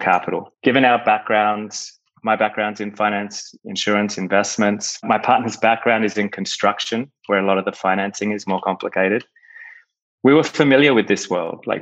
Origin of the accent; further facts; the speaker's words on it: Australia; also born or lived in United Kingdom / Europe / Chicago; now in Miami, United States; So originally, I'm from Australia. I've moved around a fair bit